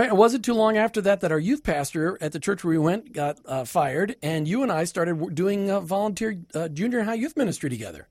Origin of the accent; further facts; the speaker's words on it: Minnesota, United States; now in Tampa Bay, United States; I grew up in a typical suburban home in Minnesota.